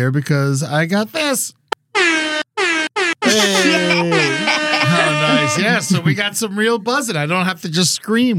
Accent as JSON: {"language": "English", "region": "South Florida", "country": "United States", "tie": "born or raised there", "said": "I'm from South Florida. I mean, we live that gator life."}